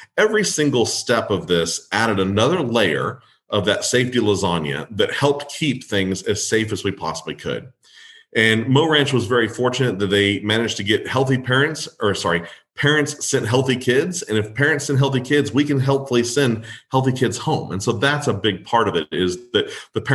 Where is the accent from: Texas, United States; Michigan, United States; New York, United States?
Texas, United States; Kerrville; I'm from Kerrville.